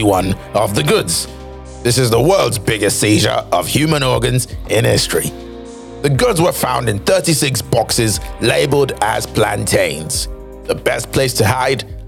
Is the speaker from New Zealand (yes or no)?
no; Nigeria; my home country, Nigeria